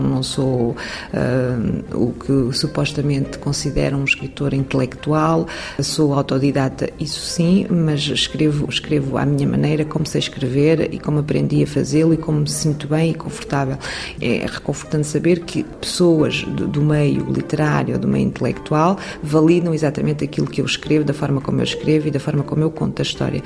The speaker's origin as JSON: {"language": "Portuguese", "country": "Portugal", "tie": "born or raised there", "moved": "as an adult", "lives_now": "France", "said": "no local onde cresci, na aldeia onde vivi"}